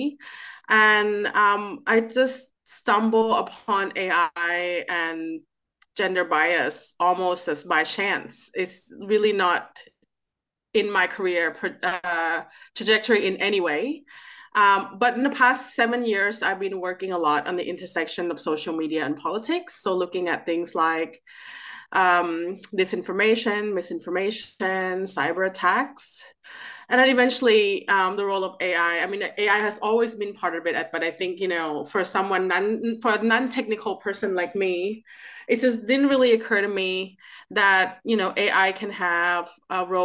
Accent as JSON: {"language": "English", "country": "Thailand", "also_born_or_lived": "Canada", "moved": "as an adult", "lives_now": "Sydney, Australia", "said": "I'm originally from Thailand"}